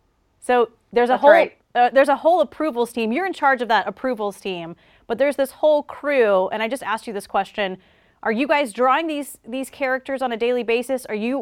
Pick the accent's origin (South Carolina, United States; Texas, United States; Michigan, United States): South Carolina, United States; I'm from South Carolina.